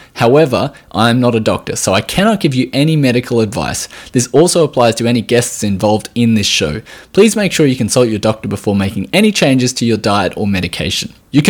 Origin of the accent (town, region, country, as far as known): Australia